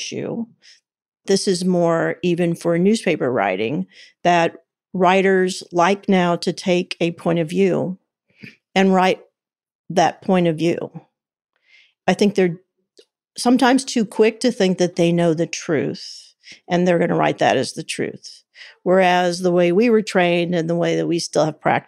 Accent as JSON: {"language": "English", "town": "Kansas City", "country": "United States", "tie": "born or raised there", "said": "I grew up in the big city of Kansas City"}